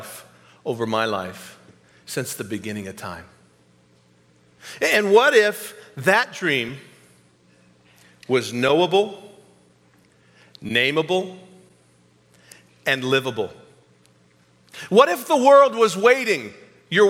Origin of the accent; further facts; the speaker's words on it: New England, United States; now in Kansas City, United States; I came from New England, born and raised there